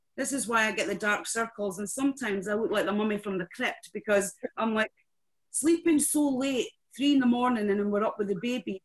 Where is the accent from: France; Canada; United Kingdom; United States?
United Kingdom; Scotland; I love being Scottish